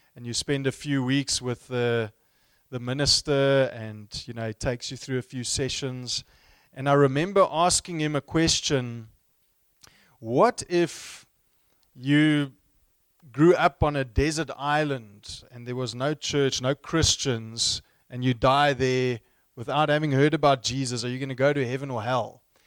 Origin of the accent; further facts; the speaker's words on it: Stellenbosch, Western Cape, South Africa; I grew up in the same town where I studied, in Stellenbosch, not too far from here